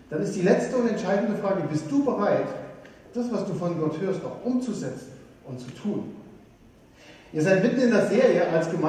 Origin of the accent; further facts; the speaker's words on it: Saxony, Germany; ich komme aus, aus Sachsen und äh, früher war das DDR. Und ich weiß noch, als Kind haben wir immer äh, angestanden eine Stunde, um das Nutella des Ostens zu bekommen.